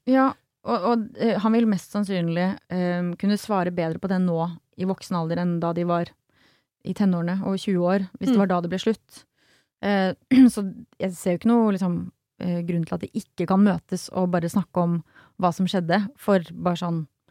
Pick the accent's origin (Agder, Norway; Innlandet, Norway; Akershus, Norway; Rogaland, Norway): Agder, Norway; Sørlandet; jeg er fra Sørlandet